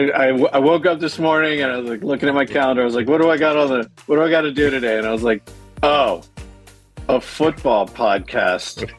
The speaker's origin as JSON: {"language": "English", "region": "Massachusetts", "country": "United States", "tie": "born or raised there", "also_born_or_lived": "Detroit / Baltimore", "moved": "as an adult", "said": "I grew up in Massachusetts, and uh, I was a Patriots fan, and then I went to undergrad uh, in Baltimore"}